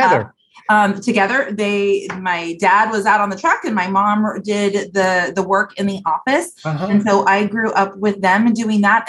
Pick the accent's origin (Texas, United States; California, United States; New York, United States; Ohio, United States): California, United States; Gilroy; moved away as an adult; now in San Luis Obispo, United States; I was lucky enough to grow up just 2 short hours north of San Luis Obispo in Gilroy, California, the garlic capital of the world.